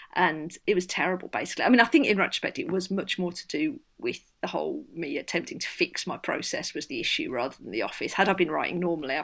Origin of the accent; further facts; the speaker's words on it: Birmingham, West Midlands, United Kingdom; the bit of Birmingham I grew up